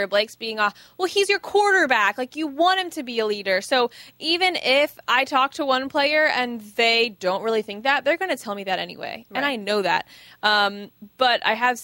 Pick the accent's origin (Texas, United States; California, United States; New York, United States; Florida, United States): Florida, United States; Tampa; I grew up in Tampa as a Lightning fan.